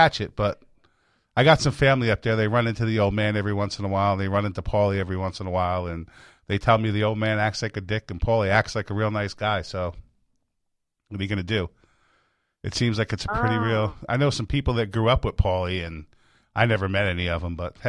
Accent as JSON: {"language": "English", "town": "Middletown", "region": "New York", "country": "United States", "moved": "yes", "lives_now": "Florida, United States", "said": "I'm originally from New York."}